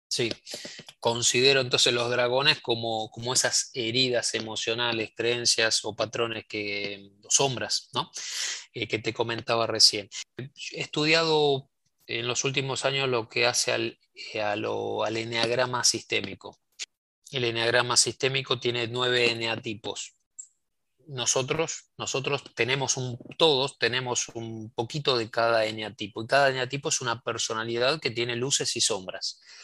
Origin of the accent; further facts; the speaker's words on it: Argentina; mi país, Argentina